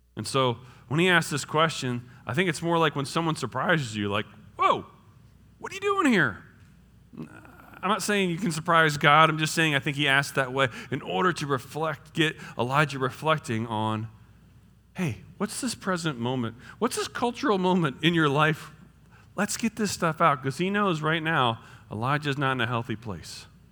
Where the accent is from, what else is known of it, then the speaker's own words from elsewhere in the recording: New Jersey, United States; now in Indiana, United States; I'm from New Jersey